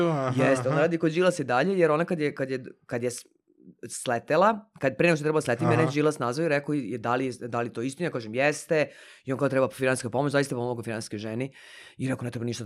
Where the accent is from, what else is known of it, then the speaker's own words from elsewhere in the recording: Serbia; kod nas u Srbiji